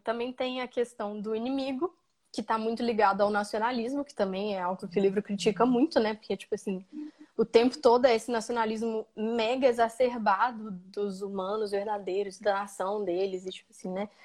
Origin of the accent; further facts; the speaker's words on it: Brazil; eu nasci dentro dessa fronteira